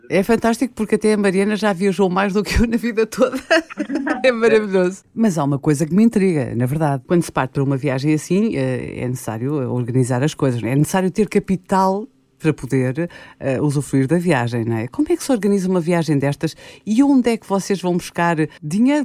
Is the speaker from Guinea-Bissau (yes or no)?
yes; Guinea-Bissau; eu sou guineense também, eu nasci na Guiné-Bissau